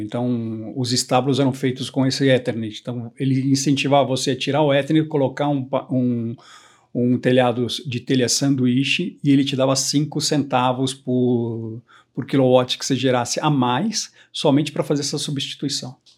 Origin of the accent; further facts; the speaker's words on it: São Paulo, Brazil; also born or lived in Curitiba / Europe; eu sou brasileiro, nasci em, em, Curitiba, morei toda a minha vida em São Paulo